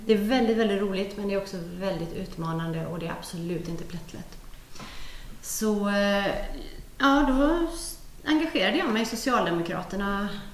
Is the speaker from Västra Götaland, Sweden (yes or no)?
yes; Gothenburg, Västra Götaland, Sweden; moved away as an adult; now in Södertälje, Sweden; Jag är ju från Göteborg från början, men, men vi har blivit kvar här.